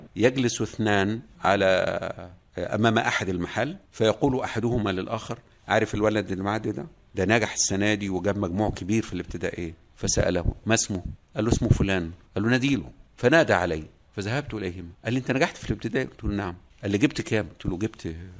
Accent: Lake Burullus, Kafr El Sheikh Governorate, Egypt; moved away as an adult; also born or lived in Cairo; هذه البيئه هي بيئه الصيادين في بحيره البرولوس حيث كان والدي صيادا شانه شان كل او معظم سكان هذه البقعه العزيزه من بقاع مصرنا الحبيبه ونشات في هذه البيئه

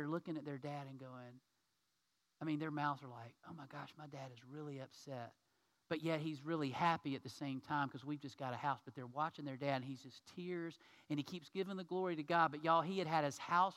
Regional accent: United States; as an American man

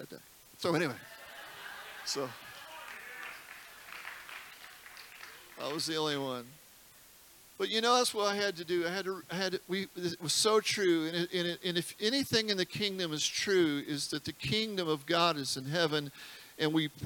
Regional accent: United States; being an American

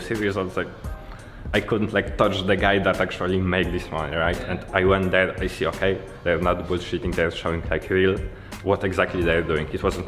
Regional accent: Poland; English is a second language; from Poland.

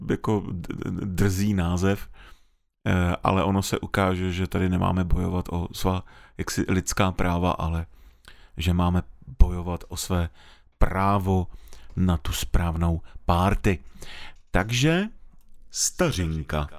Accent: North Moravia, Czechia; jak jsem vyrůstal na Severní Moravě

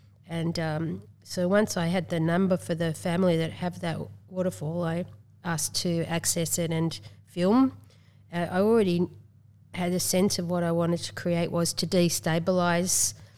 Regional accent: Tasmania, Australia

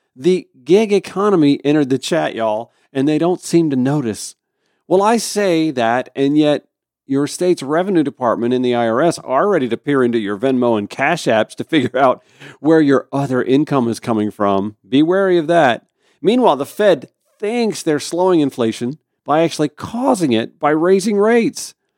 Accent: Augusta, Georgia, United States; also born or lived in Grovetown, Georgia; my hometown of Augusta, Georgia

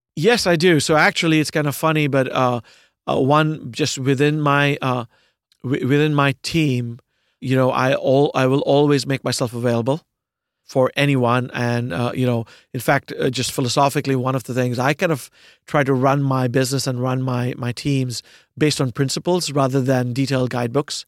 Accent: Pune, Maharashtra, India; moved away as an adult; also born or lived in United States; now in New York City, United States; I was born in India, uh, in a, uh, in a city called, of a few million people called Pune

